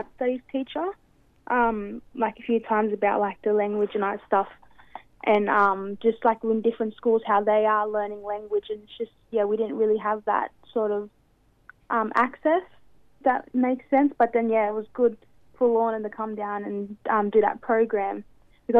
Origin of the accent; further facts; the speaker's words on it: Sydney, New South Wales, Australia; I'm 18 and I grew up in Waterloo